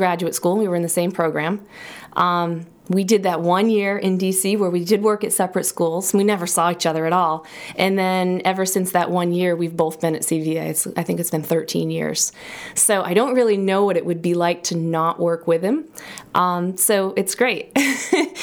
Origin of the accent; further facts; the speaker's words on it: Auburn, Maine, United States; also born or lived in Idaho; now in Sugarloaf, United States; I grew up in Auburn, and so, you know, it was very close